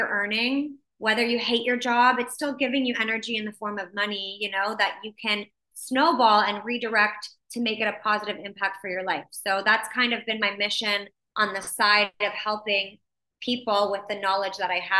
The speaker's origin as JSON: {"language": "English", "town": "Windsor", "region": "Ontario", "country": "Canada", "tie": "born or raised there", "also_born_or_lived": "Mexico", "lives_now": "Toronto, Canada", "said": "So I grew up in Windsor, Ontario."}